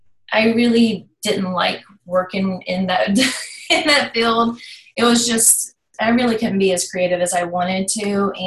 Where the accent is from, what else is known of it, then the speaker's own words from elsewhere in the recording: Virginia, United States; also born or lived in North Carolina, United States; But I was raised in Virginia, right across the state line.